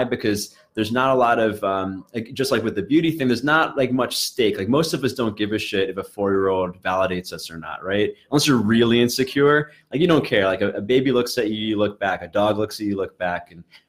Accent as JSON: {"language": "English", "town": "Brooklyn", "region": "New York", "country": "United States", "tie": "born or raised there", "said": "like I grew up in Brooklyn where there's many different subcultures that mix together. And I don't know how else to put it, but like, I was a very nerdy kid, Asian kid, whatever."}